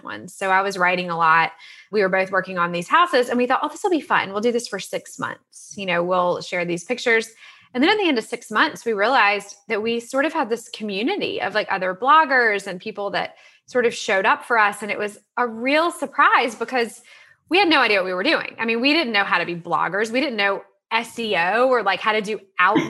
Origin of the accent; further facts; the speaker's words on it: Salisbury, North Carolina, United States; I grew up in Salisbury, North Carolina. I'm sort of a North Carolina girl, born and bred